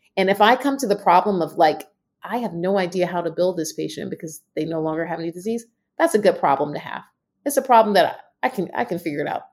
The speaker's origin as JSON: {"language": "English", "region": "Southeast", "country": "United States", "said": "I am from the Southeast"}